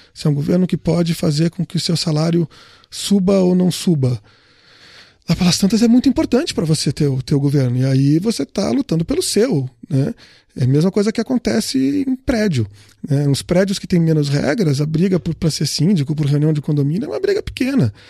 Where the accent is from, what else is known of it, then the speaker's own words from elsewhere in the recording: Rio Grande do Sul, Brazil; O Solon e eu somos gaúchos